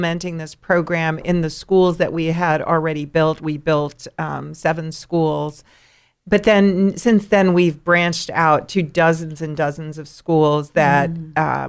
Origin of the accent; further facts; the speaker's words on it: New York, United States; growing up in New York with my family